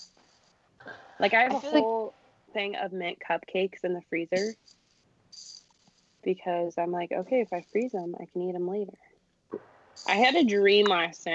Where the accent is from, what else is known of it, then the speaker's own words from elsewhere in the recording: Iowa, United States; my hometown is on the main, like the Des Moines River, which is the main river in Iowa.